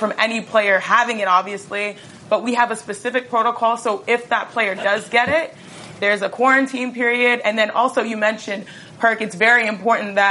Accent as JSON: {"language": "English", "town": "Houston", "region": "Texas", "country": "United States", "tie": "born or raised there", "said": "a black woman born and raised in Houston, Texas"}